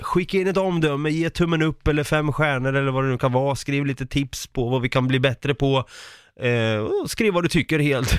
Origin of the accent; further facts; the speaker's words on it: home town near Vrinneviskogen, Östergötland, Sweden; min hemstad